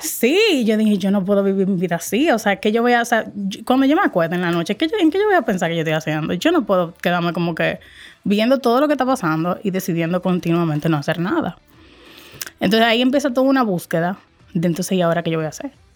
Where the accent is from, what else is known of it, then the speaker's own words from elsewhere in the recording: Dominican Republic; soy dominicana, dominicanísima. Eso sí me describe mucho. Adoro, amo mi país, cada fibra de mi país